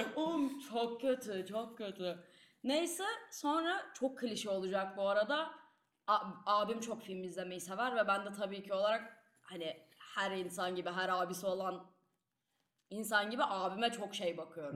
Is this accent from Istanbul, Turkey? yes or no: yes; Istanbul, Turkey; moved away as an adult; now in Leiden, Netherlands; İstanbul'da büyüdüm ve bu benim bir parçam olarak kalacak.